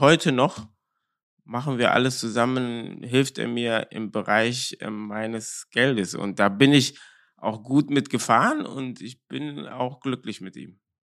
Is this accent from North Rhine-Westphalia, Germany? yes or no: yes; Cologne, North Rhine-Westphalia, Germany; Ich bin ja ähm, in Köln-Korweiler groß geworden